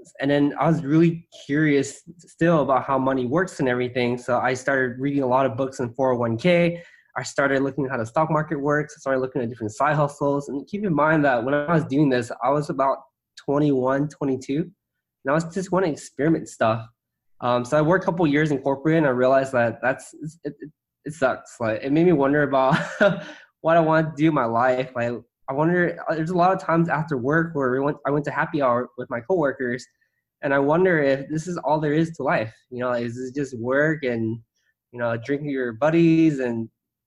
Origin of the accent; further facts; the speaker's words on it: San Gabriel, California, United States; also born or lived in Irvine; I grew up in San Gabriel in LA, a suburb